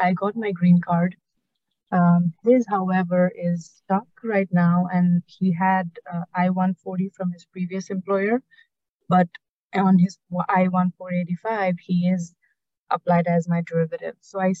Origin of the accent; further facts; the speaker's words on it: Nepal; now in United States; So I'm from Nepal